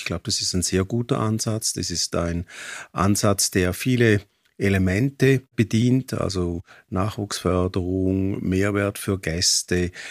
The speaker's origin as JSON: {"language": "German", "region": "St. Gallen", "country": "Switzerland", "moved": "yes", "lives_now": "Arosa, Switzerland", "said": "Ich komme aus dem Dockenburg, das ist im Kanton St. Gallen und ich bin Mitte 80er Jahre nach Arosa gekommen."}